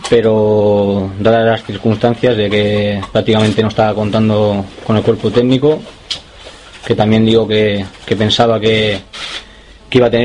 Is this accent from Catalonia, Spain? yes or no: yes; Girona, Catalonia, Spain; born there; also born or lived in Santander; Nací en Gerona